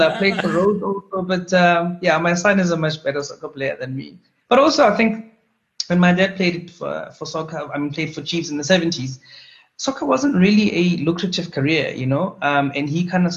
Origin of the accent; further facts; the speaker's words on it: Pretoria, Gauteng, South Africa; So I'm a Pretoria boy. I grew up in Harankua, just outside Pretoria.